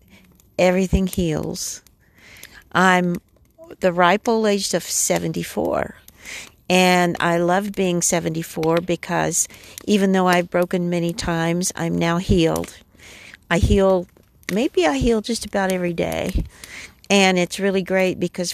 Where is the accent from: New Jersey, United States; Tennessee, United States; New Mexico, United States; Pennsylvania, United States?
New Mexico, United States; now in North Carolina, United States; I'm originally from New Mexico, and now I live in North Carolina.